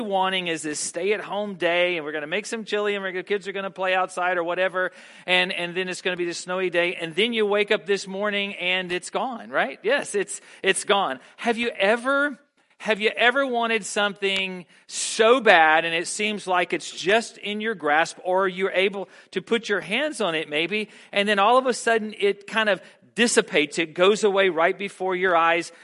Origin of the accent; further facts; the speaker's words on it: the South, United States; being a Southerner and growing up in the South